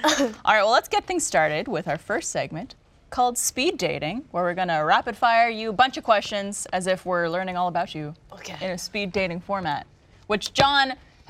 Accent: Ottawa, Ontario, Canada; now in Austin, United States; I was from Ottawa

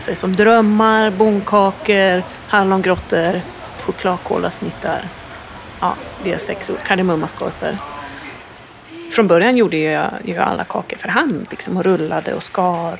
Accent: Orviken, Jämtland, Sweden; moved away as an adult; now in New York, United States; Kommer från en by utanför Östersund som heter Orviken. Eh, nu bor vi i New York

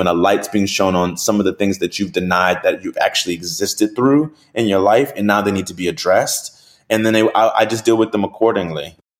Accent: New Orleans, Louisiana, United States; I'm from New Orleans

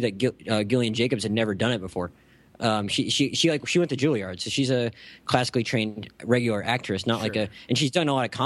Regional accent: Gulf Breeze, Florida, United States; my hometown in Florida

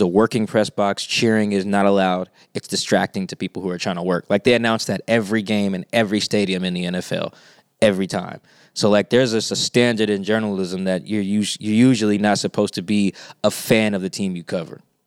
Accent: Seattle, Washington, United States; I'm from Seattle. I'm from South Seattle

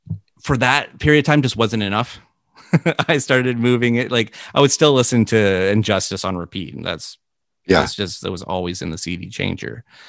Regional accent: Canada; to be connected with Gord in any shape or form of your life as a Canadian is just, it's a big deal.

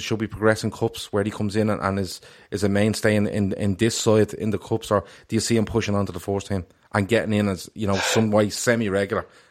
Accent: Ireland; I was delighted as an Irishman

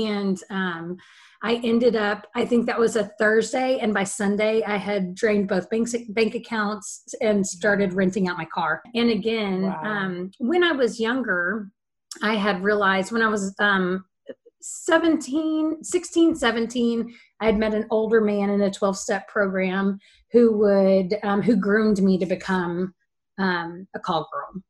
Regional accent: Central Texas, United States; I was born and raised in Central Texas

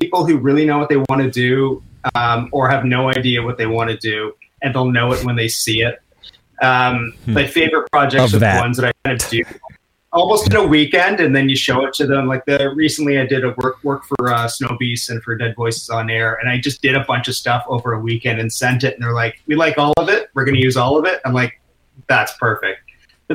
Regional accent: Whitby, Ontario, Canada; also born or lived in United Kingdom / Ajax, Ontario / Oakville, Ontario; now in Toronto, Canada; I grew up mostly in Whitby, Ontario

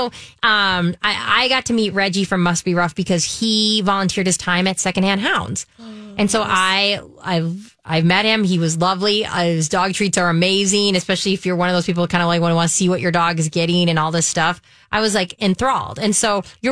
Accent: Minnesota, United States; we're Minnesotan

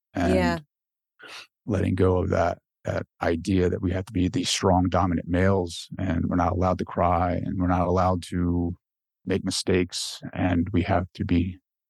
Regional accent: Delaware, United States; Like I grew up in Delaware, and for those public school kids, like the school bus rides are like a whole different animal.

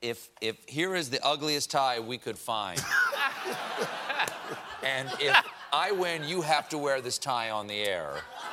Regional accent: South Carolina, United States; And I'm from South Carolina

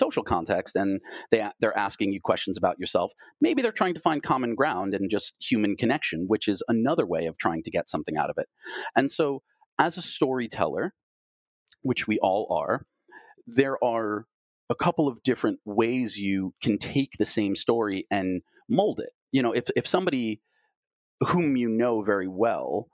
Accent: Long Island, New York, United States; now in Los Angeles, United States; I was born in New York and I grew up on Long Island, how did I get from there to being out here in Los Angeles

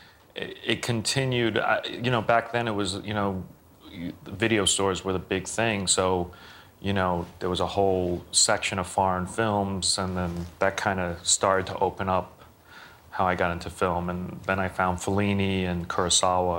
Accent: New York City, New York, United States; growing up in Brooklyn.

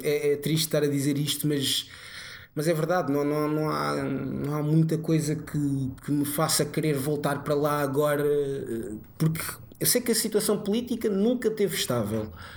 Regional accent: Portugal; also born or lived in Guinea-Bissau; nasci na Guiné, depois um ano a seguir um, ehm, vim para Portugal com os meus pais, uh, depois quando tinha 7 anos voltei para a Guiné com a minha mãe

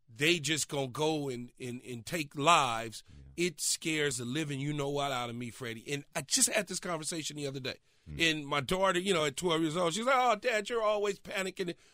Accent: Los Angeles, California, United States; growing up as a kid, growing up in South Central Los Angeles

